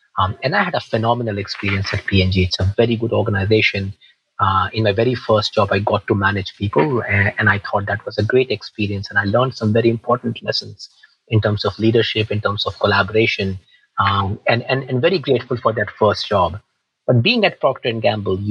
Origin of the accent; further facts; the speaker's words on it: India; moved away as an adult; also born or lived in South Georgia, United States; now in United States; I grew up in India, Christine, grew up in a small town in India.